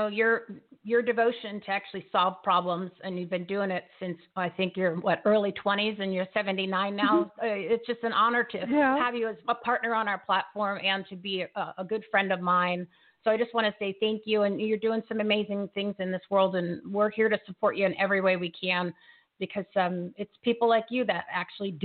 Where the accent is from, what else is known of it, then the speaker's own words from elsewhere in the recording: New Jersey, United States; I'm from New Jersey